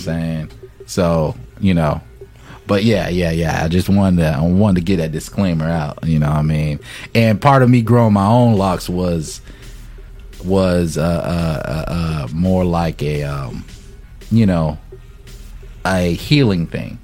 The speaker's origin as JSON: {"language": "English", "town": "Fayetteville", "region": "North Carolina", "country": "United States", "said": "I'm from North Carolina Fayetteville"}